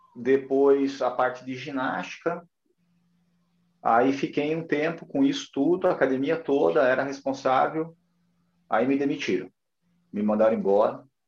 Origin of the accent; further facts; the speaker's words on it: Curitiba, Paraná, Brazil; moved away as an adult; also born or lived in Brasília; now in Recife, Brazil; eu nasci em Curitiba, no Paraná. É, me formei na UFPR, que é a faculdade, a Universidade Federal do Paraná